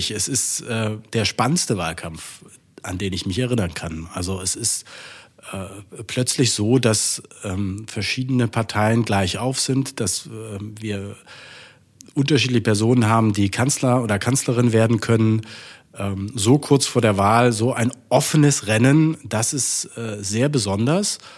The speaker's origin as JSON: {"language": "German", "region": "Saxony-Anhalt", "country": "Germany", "tie": "born there", "said": "Ich bin ähm, geboren in Sachsen-Anhalt."}